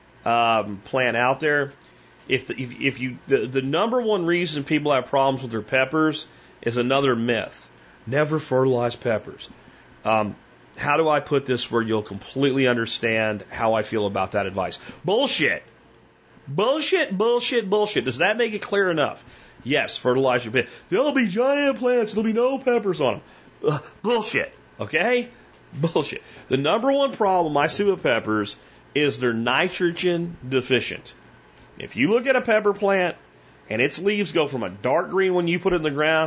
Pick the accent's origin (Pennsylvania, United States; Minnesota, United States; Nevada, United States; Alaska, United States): Pennsylvania, United States; now in Texas, United States; I grew up in Pennsylvania where a lot of these things just weren't a problem